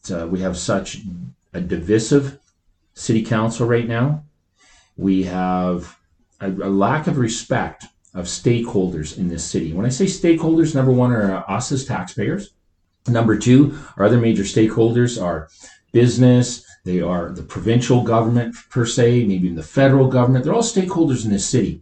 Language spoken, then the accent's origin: English; northern Saskatchewan, Canada; moved away as an adult; also born or lived in Lloydminster / Alberta; now in Calgary, Canada; I grew up in northern Saskatchewan most of my life